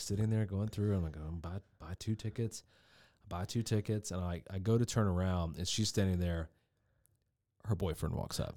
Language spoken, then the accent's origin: English; the South, United States; I'm really from the South